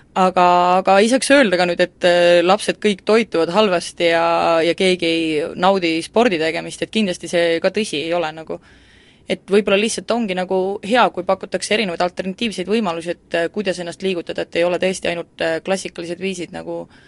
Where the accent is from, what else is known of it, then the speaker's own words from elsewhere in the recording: Central Estonia, Estonia; moved away; ma olen tegelikult Kesk-Eestist üldse pärit ja väikesest kohast